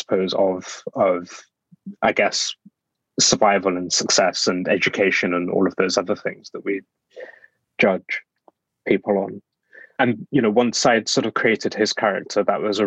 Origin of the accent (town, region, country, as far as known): Black Country, West Midlands, United Kingdom; born or raised there; now in London, United Kingdom